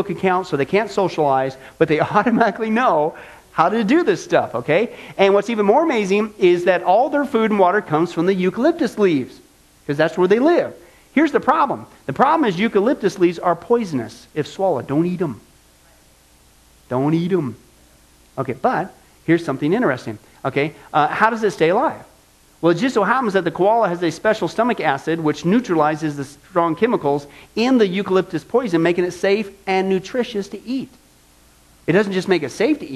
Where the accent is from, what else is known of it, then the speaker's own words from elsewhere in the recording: Midwest, United States; I grew up in the Midwest